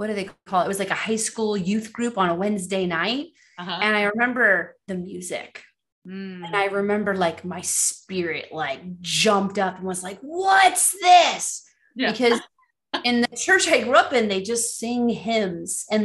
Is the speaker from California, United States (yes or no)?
yes; Los Angeles, California, United States; being born and raised in Los Angeles, California